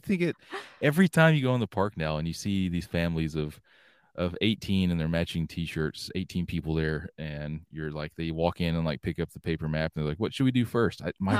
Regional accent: Georgia, United States; I grew up in Georgia, so Disney was a short hop down

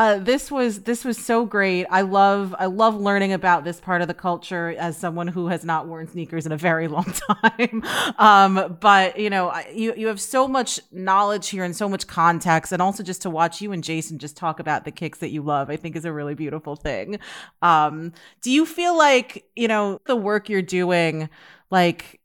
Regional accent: New York City, New York, United States; I grew up in the Heights in Upper Manhattan

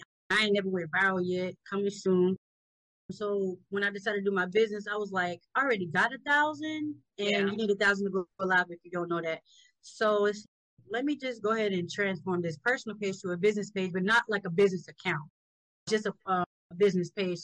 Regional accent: Georgetown, South Carolina, United States; I'm from South Carolina, Georgetown.

